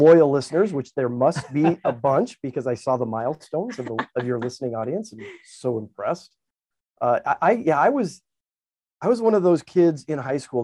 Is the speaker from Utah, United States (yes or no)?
yes; Highland, Utah, United States; I still remember being up American Fork Canyon. I grew up in Highland area